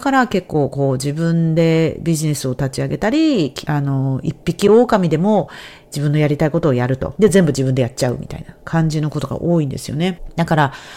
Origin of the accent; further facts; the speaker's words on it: Japan; first language Japanese; moved away; 海外にいる日本人としてのその苦労をやってきた